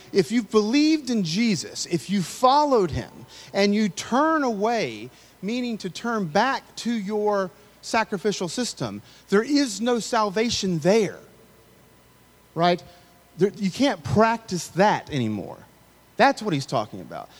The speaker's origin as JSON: {"language": "English", "region": "the South", "country": "United States", "tie": "born or raised there", "said": "I grew up in the South"}